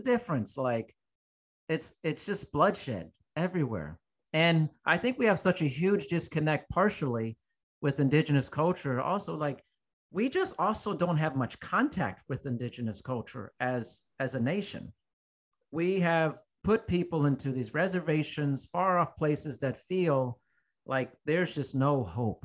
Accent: United States; as an American

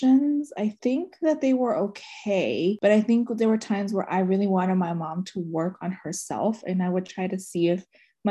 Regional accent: United States; I was born and raised in Montgomery County.

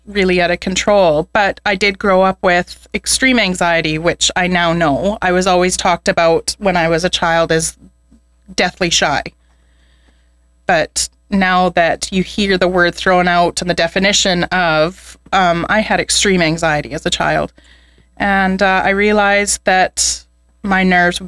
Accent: Edmonton, Alberta, Canada; also born or lived in Spruce Grove; And I grew up in Edmonton. And when I was a young teenager, we moved to Spruce Grove

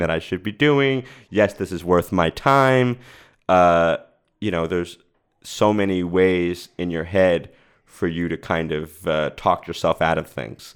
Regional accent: Rhode Island, United States; now in Los Angeles, United States; I moved out here and I, I'm from Rhode Island.

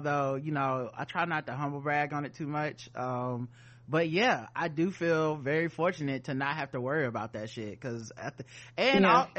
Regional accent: Charlotte, North Carolina, United States; we're from Charlotte, North Carolina.

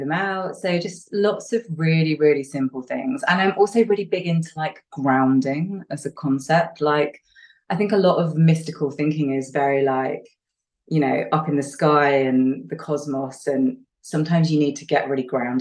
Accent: the north of England, United Kingdom; I'm English and Northern English

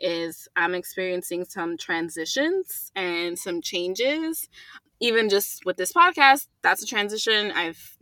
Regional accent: United States; being a Latina and growing up in America

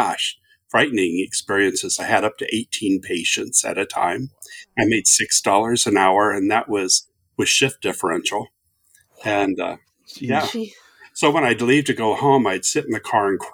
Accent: Southern Ohio, United States; now in Phoenix, United States; I'm from Southern Ohio originally

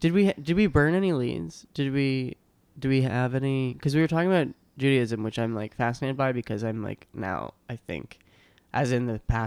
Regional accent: Boston, Massachusetts, United States; South Shore, Boston.

